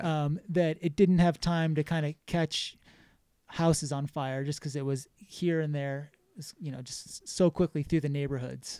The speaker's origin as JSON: {"language": "English", "town": "Exeter", "region": "New Hampshire", "country": "United States", "tie": "born or raised there", "also_born_or_lived": "Los Angeles, California", "moved": "as an adult", "lives_now": "Jackson, United States", "said": "I grew up in New Hampshire, a small town called Exeter"}